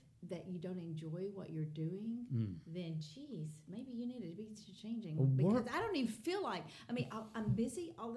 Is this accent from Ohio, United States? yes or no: no; Rome, Georgia, United States; now in Dalton, United States; We did move away when I was 3 weeks old to Rome